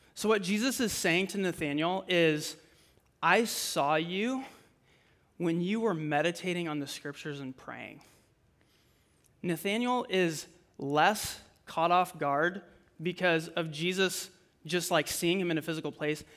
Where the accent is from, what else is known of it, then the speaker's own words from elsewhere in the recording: Fort Dodge, Iowa, United States; I'm originally from Fort Dodge